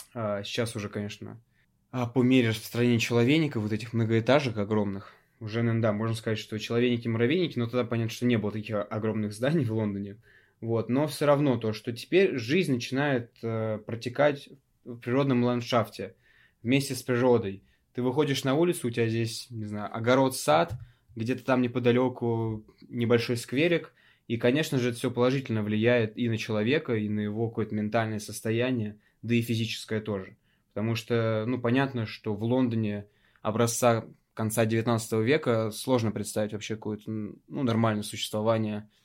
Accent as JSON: {"language": "Russian", "town": "Zheleznodorozhny", "region": "Moscow Oblast", "country": "Russia", "tie": "born or raised there", "said": "у нас в моем родном городе железнодорожном, сейчас это уже микрорайон, открыли целый парк, огромный"}